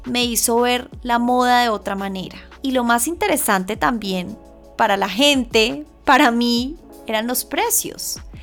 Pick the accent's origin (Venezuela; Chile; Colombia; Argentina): Colombia; moved away as an adult; Colombia, que es el lugar en donde yo nací y crecí